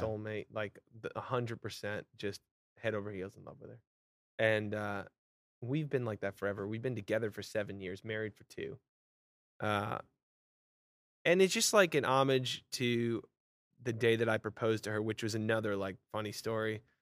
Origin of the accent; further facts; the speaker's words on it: Vermont, United States; moved away as an adult; also born or lived in Long Island, New York / Los Angeles, California; now in Nashville, United States; I grew up in Vermont, which is very country. You know, my hometown's two thousand people